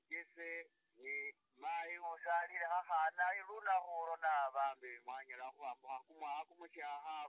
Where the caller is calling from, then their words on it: Kampala, Central Region, Uganda; I'm calling from Kampala.